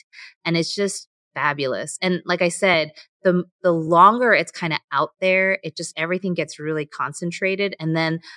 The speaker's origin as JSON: {"language": "English", "country": "United States", "said": "I'm Korean American"}